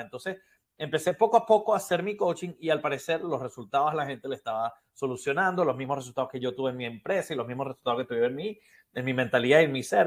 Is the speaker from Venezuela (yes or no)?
yes; Venezuela; moved away as an adult; now in Miami, United States; soy originalmente de Venezuela también